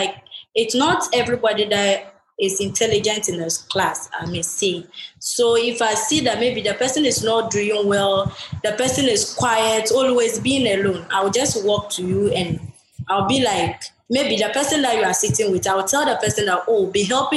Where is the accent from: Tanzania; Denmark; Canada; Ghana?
Ghana; When I was in my hometown, I don't go to school, and I didn't even know how to read